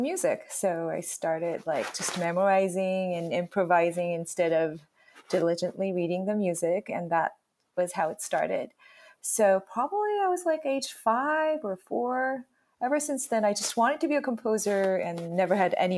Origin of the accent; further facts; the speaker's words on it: South Korea; moved away as an adult; now in Bay Area, United States; So I grew up in Korea. So I studied in Korea